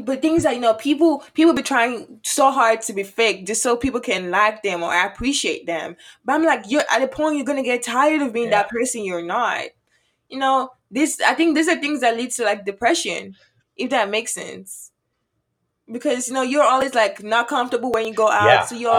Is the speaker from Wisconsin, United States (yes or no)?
no; Houston, Texas, United States; also born or lived in Nigeria; now in Prairie View, United States; I actually grew up, well, I lived in Nigeria first before, okay. Yeah, before I came over to the United States. And then I lived in Houston, Texas, or Sugarland, Texas, all my life. And then I moved over here. Now I'm in Prairie View.